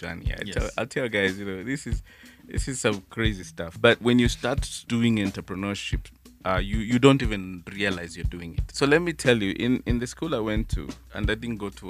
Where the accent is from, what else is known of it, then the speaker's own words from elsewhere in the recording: Nairobi, Kenya; also born or lived in Rabai; I was born in Nairobi, but that's where I come from.